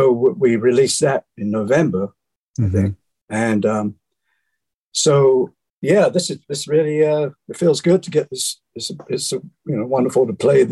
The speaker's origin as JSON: {"language": "English", "town": "Bromley", "region": "London", "country": "United Kingdom", "tie": "born or raised there", "moved": "yes", "said": "In Bromley, in the county of Kent, in South London"}